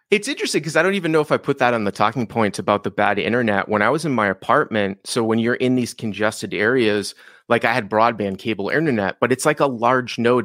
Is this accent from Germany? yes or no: no; Boston, Massachusetts, United States; moved away as an adult; also born or lived in Los Angeles / Syracuse; now in Leander, United States; I grew up in Boston